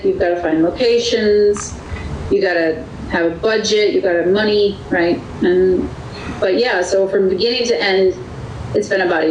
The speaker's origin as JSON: {"language": "English", "region": "Wisconsin", "country": "United States", "tie": "born or raised there", "said": "my home state of Wisconsin. It's where I grew up"}